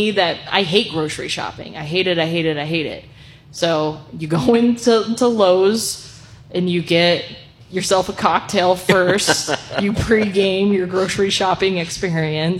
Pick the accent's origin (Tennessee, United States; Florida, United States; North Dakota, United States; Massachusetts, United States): North Dakota, United States; now in New Mexico, United States; I am from North Dakota.